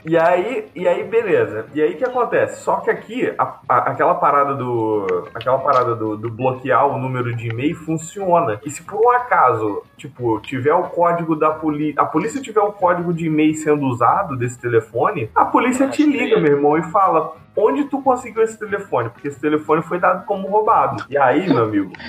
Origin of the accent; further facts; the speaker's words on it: Brazil; now in Portugal; a gente é brasileiro